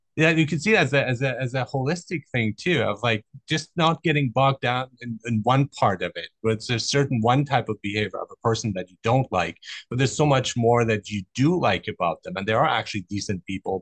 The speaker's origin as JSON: {"language": "English", "country": "Germany", "tie": "born or raised there", "also_born_or_lived": "Iran", "said": "I grew up in Germany, so and I was born in Iran"}